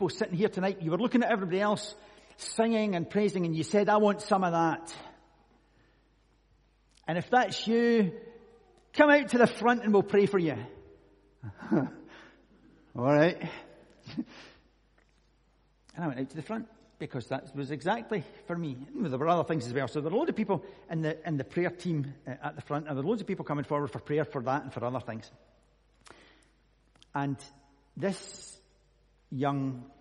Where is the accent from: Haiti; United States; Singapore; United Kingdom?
United Kingdom; Scotland; I'm Scottish